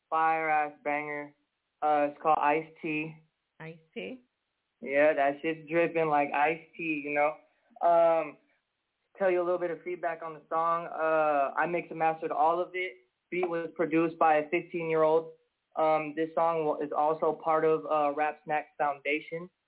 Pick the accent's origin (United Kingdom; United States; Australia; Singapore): United States; Seattle, Washington; moved away as an adult; now in California, United States; We're from Seattle.